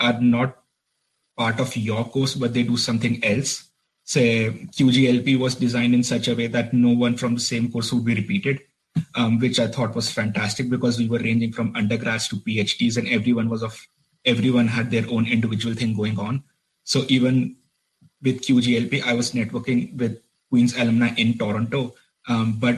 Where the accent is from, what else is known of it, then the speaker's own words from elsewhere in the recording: Delhi, India; English is a second language; moved away as an adult; also born or lived in Nottingham, United Kingdom; now in Belfast, United Kingdom; I am originally from Delhi, India.